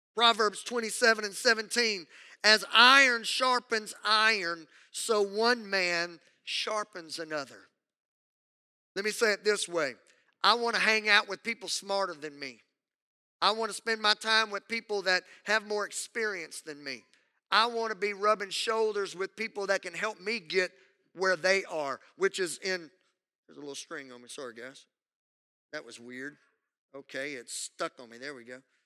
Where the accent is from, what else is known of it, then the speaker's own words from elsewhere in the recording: Southwest Louisiana, United States; I grew up in Southwest Louisiana